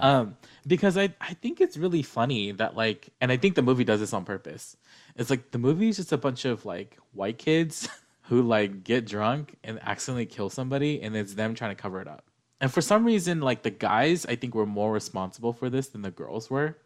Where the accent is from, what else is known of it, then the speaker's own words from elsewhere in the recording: United States; We're Asian American